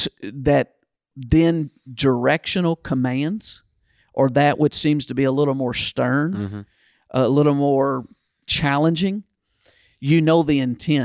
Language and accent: English; Kentucky, United States; Yeah, I think I was in fifth grade or sixth grade where I grew up in Kentucky, it stopped because I think I got it in fourth grade, the paddle.